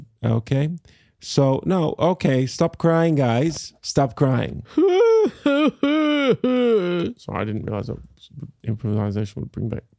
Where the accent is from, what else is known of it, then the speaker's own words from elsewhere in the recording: Kuala Lumpur, Federal Territory of Kuala Lumpur, Malaysia; Then we grew up mainly in Kuala Lumpur and I went to an international school there. So kind of my accent is kind of like an amalgamation of influences from all those places.